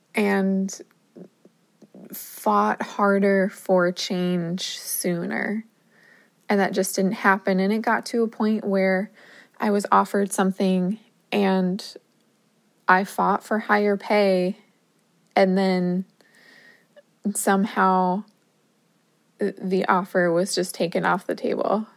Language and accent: English; New Jersey, United States; moved away as an adult; also born or lived in Minnesota; I'm from New Jersey